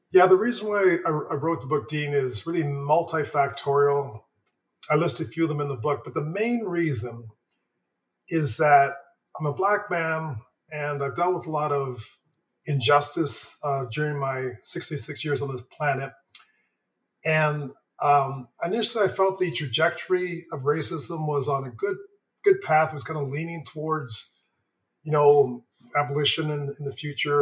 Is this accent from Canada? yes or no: yes; Toronto, Ontario, Canada; also born or lived in Montreal; I was born in Montreal, but um, you know, age three or so, we moved to Toronto